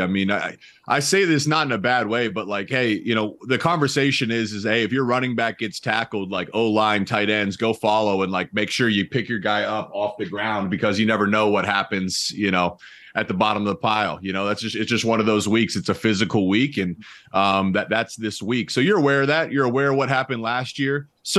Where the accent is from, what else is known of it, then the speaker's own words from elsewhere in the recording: Columbus, Ohio, United States; I grew up in Columbus, Ohio.